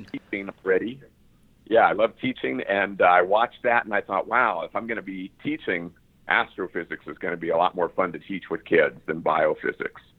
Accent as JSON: {"language": "English", "town": "San Diego", "region": "California", "country": "United States", "tie": "born or raised there", "said": "I grew up primarily in San Diego"}